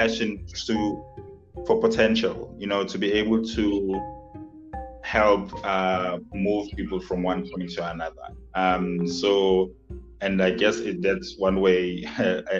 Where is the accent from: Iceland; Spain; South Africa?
South Africa; I'm from South Africa in a township. So, you know, I've been to rural and township schools pretty much my whole life